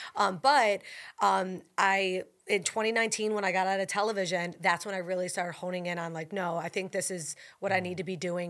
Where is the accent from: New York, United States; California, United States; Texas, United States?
New York, United States; Buffalo; now in New Orleans, United States; I'm from Buffalo